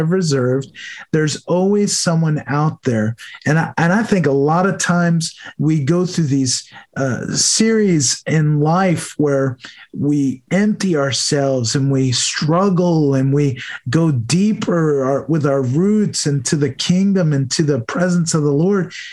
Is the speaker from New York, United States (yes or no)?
yes; New York, United States; moved away as an adult; also born or lived in Delaware; I moved from New York, where I grew up, to Delaware